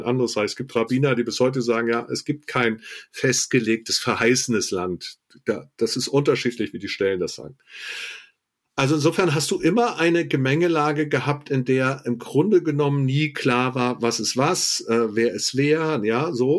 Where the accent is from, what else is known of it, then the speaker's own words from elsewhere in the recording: Germany; als Deutscher